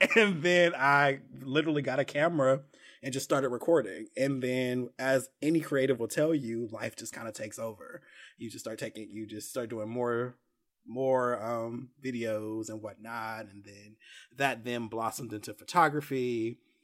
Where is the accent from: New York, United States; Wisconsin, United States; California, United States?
California, United States; now in Atlanta, United States; I'm from California